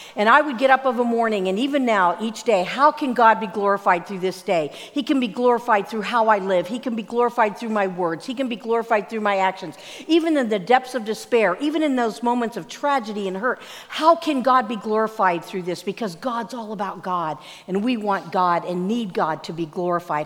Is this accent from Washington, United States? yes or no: no; Pennsylvania, United States; Growing up in Pennsylvania, I was in our minister's home